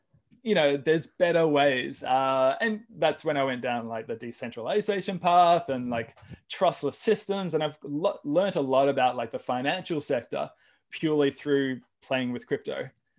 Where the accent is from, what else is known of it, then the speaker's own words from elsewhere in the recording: Australia; now in United States; And, you know, we came from Australia, we owned property in Australia.